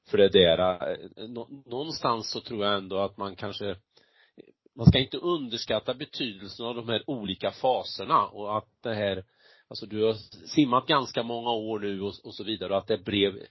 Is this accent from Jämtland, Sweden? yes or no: no; Värmland, Sweden; säger vi här hemma i Värmland.